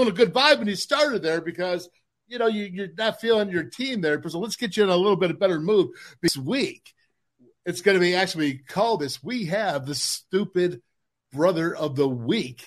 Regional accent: Orchard Park, New York, United States; We are the boys from Orchard Park

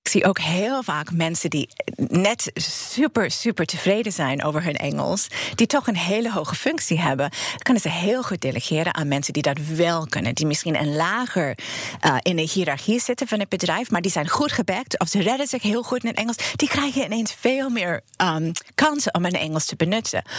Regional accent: New York City, New York, United States; Dutch is a second language; moved away as an adult; now in Netherlands; ik kom uit Brooklyn, New York. En ik woon eh, in Nederland sinds 1991.

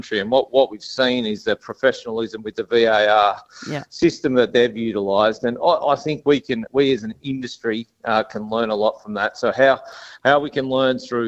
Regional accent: Victoria, Australia; now in South Australia, Australia; I'm an ex-Victorian now, so I'm South Australian

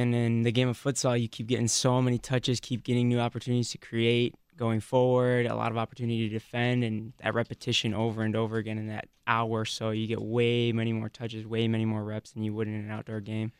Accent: Michigan, United States; Michigan area.

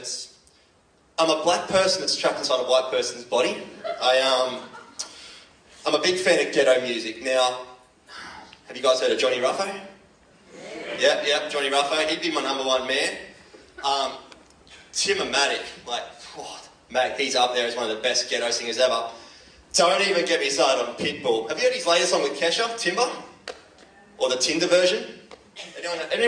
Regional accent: Cronulla, New South Wales, Australia; moved away as an adult; now in Victoria, Australia; I'm from Cronulla

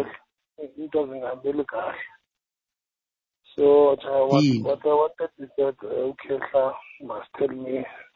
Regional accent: Bloemfontein, Free State, South Africa; I'm from Bloemfontein.

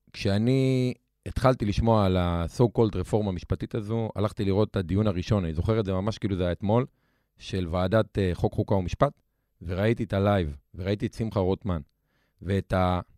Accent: Lod, Central District, Israel; גדלתי בלוד, במשפחה קשת יום, אה, בשכונה מאוד קשה

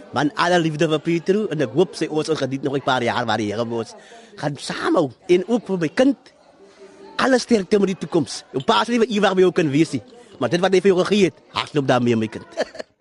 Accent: Suurbraak, Western Cape, South Africa; moved away as an adult; now in Heidelberg, South Africa; Ek is oorspronklik van Sierblak, die briljante dorpie tussen Berrydale en Swellendam.

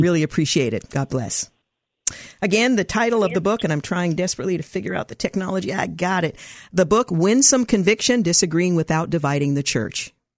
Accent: United States; we are all Americans

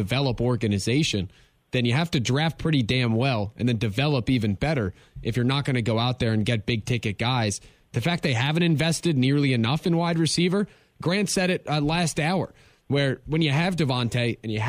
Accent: Philadelphia, Pennsylvania, United States; a fellow Philadelphia native

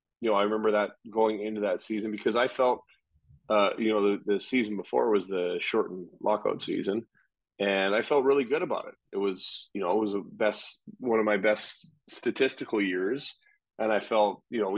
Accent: Calgary, Alberta, Canada; I grew up mostly in Calgary since I was like 10 years old. So it's kind of like home

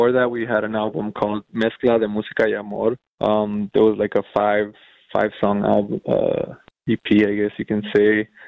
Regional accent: Los Angeles area, California, United States

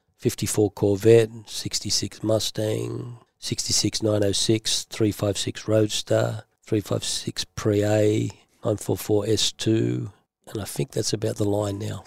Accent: Sydney, New South Wales, Australia; also born or lived in Beverly Hills, United States; I grew up in Green Valley.

